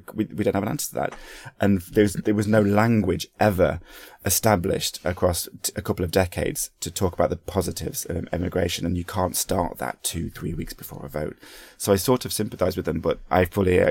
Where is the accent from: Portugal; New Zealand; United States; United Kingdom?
United Kingdom; as a British people